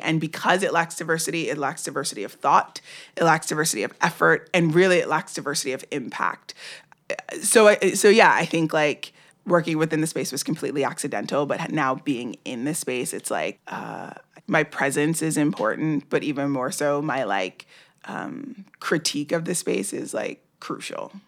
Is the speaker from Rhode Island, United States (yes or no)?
no; New York City, New York, United States; I grew up in New York.